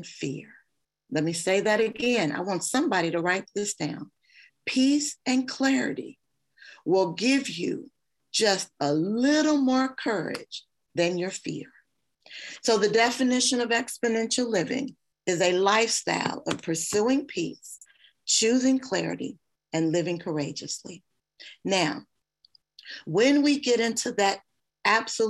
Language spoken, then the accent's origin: English; Kentucky, United States; I'm from Kentucky. My family is safe